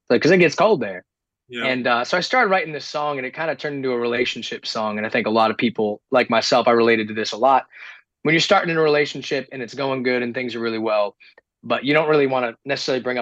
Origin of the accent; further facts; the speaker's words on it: New England, United States; I'm also so we're both from New England.